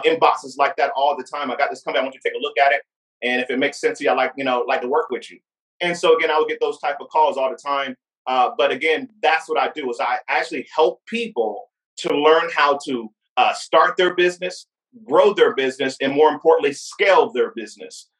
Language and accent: English; Fayetteville, North Carolina, United States; I grew up in Fayetteville, North Carolina, uh, you know, that's my early childhood experience